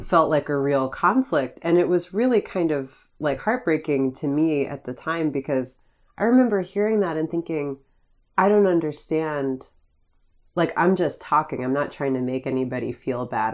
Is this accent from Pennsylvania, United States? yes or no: yes; Greene County, Pennsylvania, United States; I grew up in Greene County